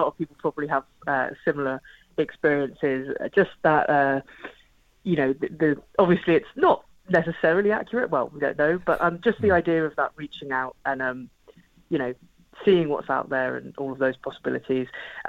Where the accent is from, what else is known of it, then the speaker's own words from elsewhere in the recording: Portsmouth, South East England, United Kingdom; So then in terms of Portsmouth, so I'm originally from Portsmouth, so it's my hometown, very, very proud of it.